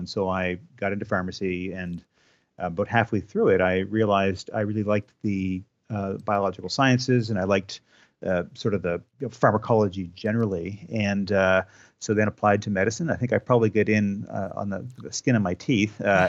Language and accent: English; New Glasgow, Nova Scotia, Canada; I grew up in New Glasgow. I went to school at Dal for 9 years. So I lived in Nova Scotia for the first 25 years of my life.